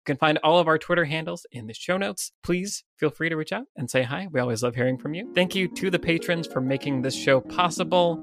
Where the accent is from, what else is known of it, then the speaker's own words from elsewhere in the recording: United States; as an American